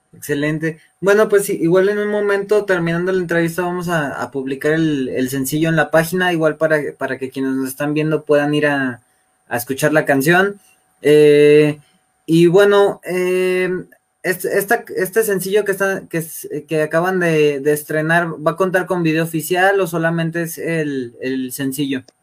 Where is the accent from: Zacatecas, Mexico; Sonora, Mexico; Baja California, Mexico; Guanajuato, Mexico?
Guanajuato, Mexico; León; Nosotros somos de León, Guanajuato